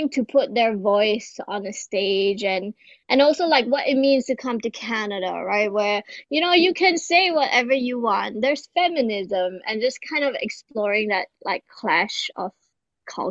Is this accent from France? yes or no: no; Singapore; I'm a Singaporean artist and clown